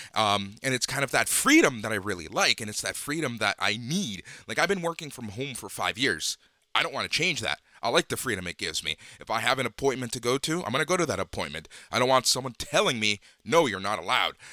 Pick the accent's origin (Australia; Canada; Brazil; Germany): Canada; Toronto, Ontario; also born or lived in Los Angeles, United States; I moved here when I was super